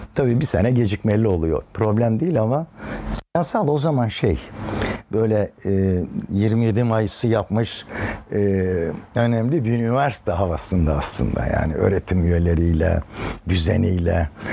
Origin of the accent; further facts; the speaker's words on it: Anzevik village, Kiğı, Bingöl Province, Turkey; moved away; Çocukluk da genel olarak yani ilkokul sona kadar orada geçti